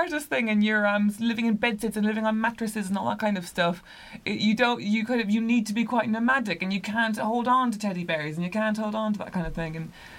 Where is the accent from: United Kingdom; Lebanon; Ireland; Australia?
Ireland; Cork, Munster; So I come from Cork, which is a county in the south of Ireland